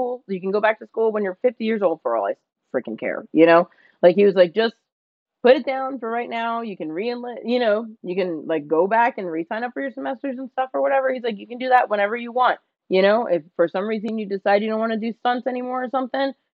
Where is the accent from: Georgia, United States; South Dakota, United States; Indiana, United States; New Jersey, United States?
New Jersey, United States; moved away as an adult; now in California, United States; I'm from New Jersey, and so when I moved to California for college